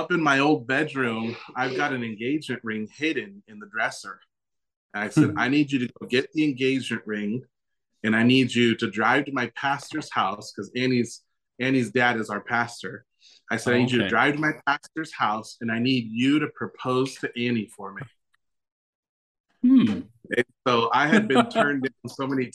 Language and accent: English; Southern California, United States; moved away as an adult; now in Coyhaique, Chile; born and raised in Southern California